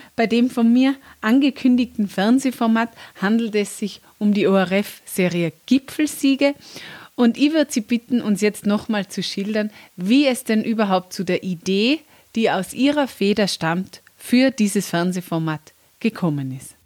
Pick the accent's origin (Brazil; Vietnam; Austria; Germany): Austria; bei uns in Österreich